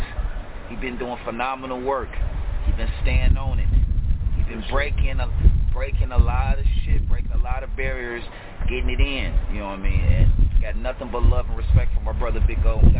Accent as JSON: {"language": "English", "town": "Detroit", "region": "Michigan", "country": "United States", "moved": "as an adult", "lives_now": "Toronto, Canada", "said": "I'm originally from Detroit, but I'm a Canadian resident"}